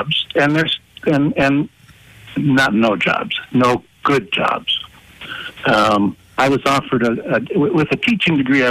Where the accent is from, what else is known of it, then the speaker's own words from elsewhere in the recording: northeastern Pennsylvania, United States; also born or lived in Scranton, Pennsylvania / Texas; I grew up in Inan. I went to prep and graduated there, went on to Bloomsburg